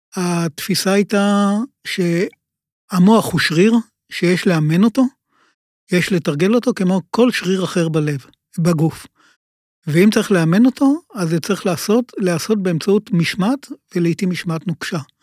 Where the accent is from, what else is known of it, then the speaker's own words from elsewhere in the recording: Ramat Gan, Tel Aviv District, Israel; also born or lived in Giv'at Shmuel; נולדתי ברמת גן, להורים עוזבי קיבוץ, שהקימו את קיבוץ אילון בצפון הארץ. וגדלתי, והחינוך שלי היה ברמת גן